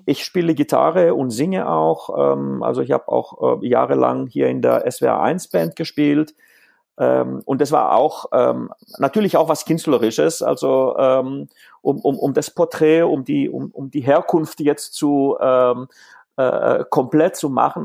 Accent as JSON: {"language": "German", "country": "Greece", "tie": "born or raised there", "first_language": "Greek", "second_language": "German", "moved": "yes", "lives_now": "Stuttgart area, Germany", "said": "Ich bin in Griechenland aufgewachsen ähm, und ähm, hauptsächlich, ähm, also Griechisch ist eigentlich in dem Fall meine, meine Muttersprache"}